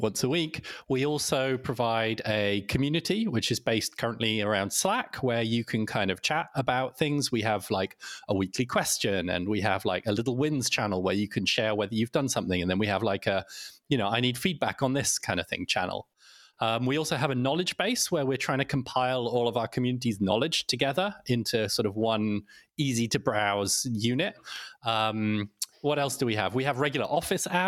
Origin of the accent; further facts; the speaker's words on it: United Kingdom; now in Sweden; I live in Sweden, though, as you can probably hear from my accent, I'm originally British